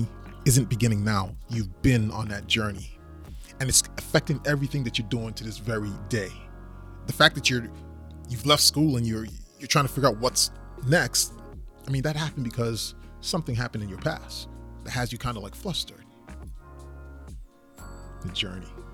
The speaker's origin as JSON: {"language": "English", "country": "U.S. Virgin Islands", "also_born_or_lived": "Maryland / Central Florida", "moved": "as an adult", "said": "So originally, I'm from the Virgin Islands, St. Thomas. And I moved to the United States, the mainland, of course, back in 1996 when I went for college."}